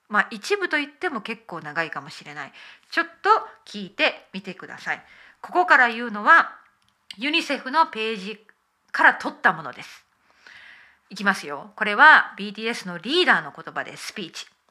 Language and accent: Japanese; Okayama, Japan; now in United Kingdom; 日本の岡山小さな田舎で生まれました。